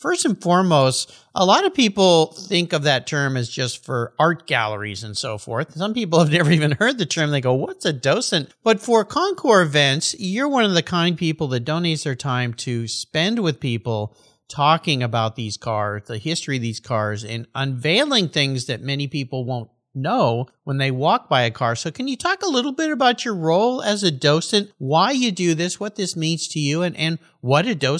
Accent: La Jolla, California, United States; moved away; I grew up in La Jolla, and I call it homecoming going back to that event.

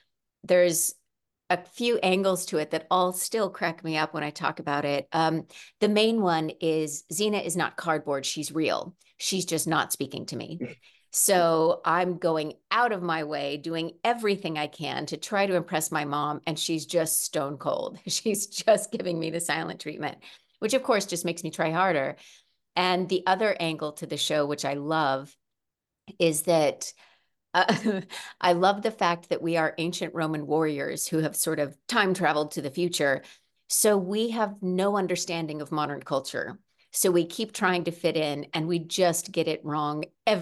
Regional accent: Midwest, United States; I come initially from the Midwest, though I've lived in California for a long time now.

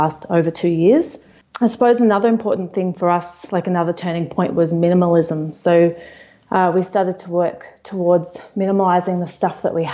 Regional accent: Melbourne, Victoria, Australia; moved away as an adult; We're from Melbourne, Australia, my husband and I and two kids

